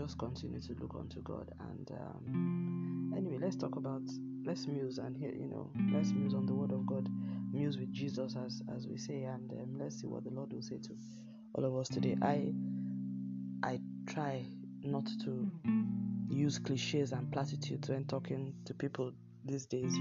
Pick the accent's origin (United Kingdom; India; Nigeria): Nigeria; in my home country